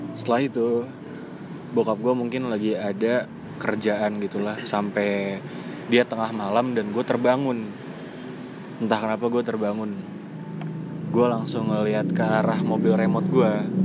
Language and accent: Indonesian; Jakarta, Indonesia; gua orang Jakarta, tapi gua ngerti bahasa Sunda